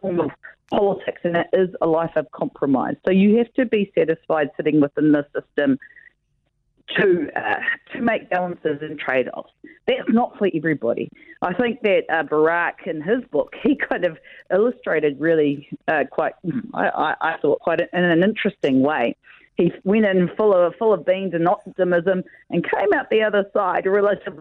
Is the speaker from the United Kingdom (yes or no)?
no; New Zealand; also born or lived in Tauranga Moana / Tuwharetoa / Whanganui; I was brought up between Paengaroa and Tikaraka, and in the east coast